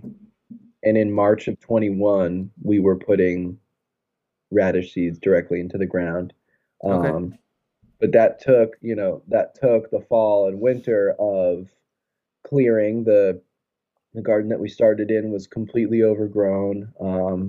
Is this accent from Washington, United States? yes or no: no; Florida, United States; now in New England, United States; I'm from Florida